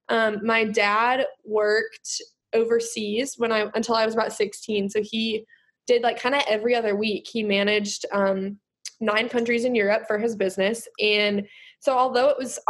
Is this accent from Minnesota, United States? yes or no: yes; Minnesota, United States; I'm from Minnesota